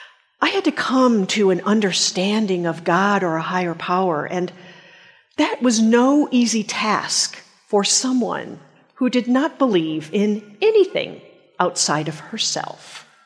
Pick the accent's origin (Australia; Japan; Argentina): Japan; I grew up in Japan, and I can remember having a very numinous experience as a little girl.